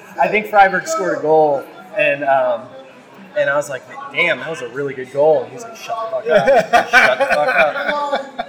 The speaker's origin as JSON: {"language": "English", "town": "O'Fallon", "region": "Missouri", "country": "United States", "said": "I'm from O'Fallon"}